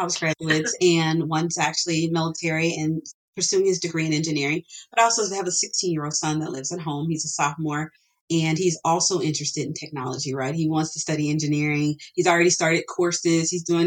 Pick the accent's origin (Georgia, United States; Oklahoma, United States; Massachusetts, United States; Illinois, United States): Illinois, United States; Chicago; My parents, we grew up in Chicago. And even though I was raised in a neighborhood that was impoverished